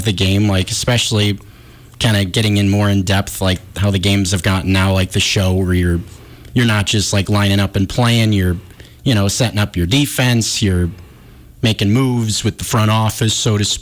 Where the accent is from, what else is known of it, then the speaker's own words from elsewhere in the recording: Northern California, United States; I grew up in Northern California